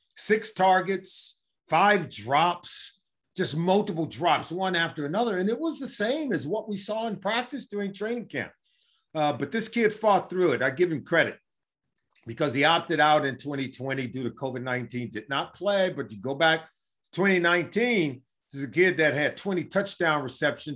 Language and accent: English; Los Angeles, California, United States; my hometown of Los Angeles